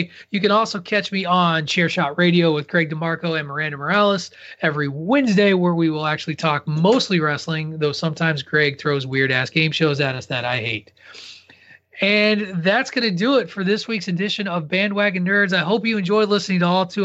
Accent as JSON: {"language": "English", "region": "Illinois", "country": "United States", "tie": "born or raised there", "moved": "yes", "lives_now": "Massachusetts, United States", "said": "growing up in Illinois"}